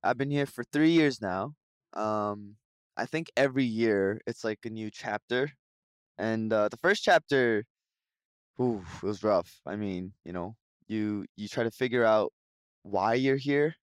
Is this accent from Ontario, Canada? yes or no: no; Vancouver, British Columbia, Canada; now in Seoul, South Korea